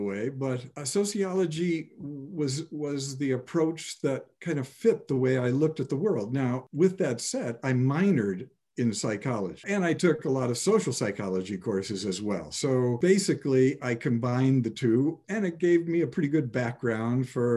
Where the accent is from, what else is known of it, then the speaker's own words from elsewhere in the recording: Chicago, Illinois, United States; moved away as an adult; growing up in Chicago